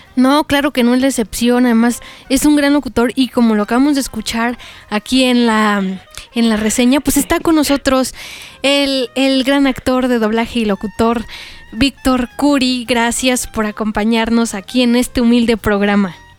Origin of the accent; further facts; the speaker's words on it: Mexico; a los que somos de México